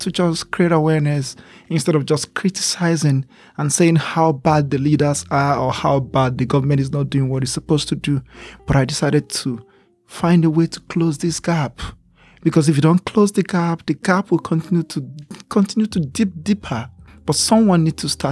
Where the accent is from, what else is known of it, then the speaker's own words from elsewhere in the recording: Talata Mafara, Zamfara, Nigeria; now in Abuja, Nigeria; I was born in a community known as Talata Mafara. And this town, it's a very small town in the northern, northeast of Nigeria